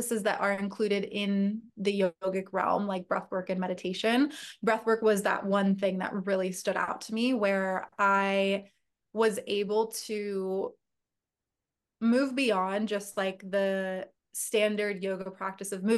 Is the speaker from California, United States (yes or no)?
yes; Agoura Hills, California, United States; also born or lived in San Diego; I grew up in Northern LA County. So Agoura Hills, Westlake area.